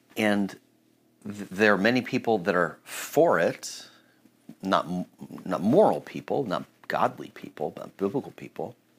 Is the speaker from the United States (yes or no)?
yes; United States